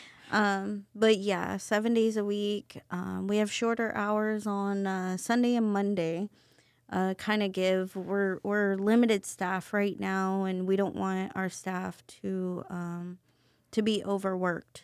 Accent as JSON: {"language": "English", "town": "Cairo", "region": "Missouri", "country": "United States", "tie": "born or raised there", "moved": "yes", "lives_now": "San Antonio, United States", "said": "I am a small town country girl from Missouri. I grew up in a town of a hundred people"}